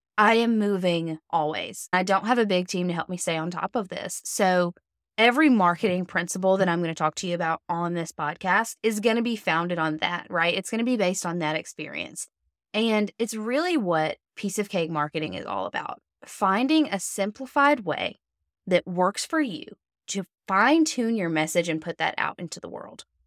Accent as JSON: {"language": "English", "region": "Alabama", "country": "United States", "said": "I'm from Alabama."}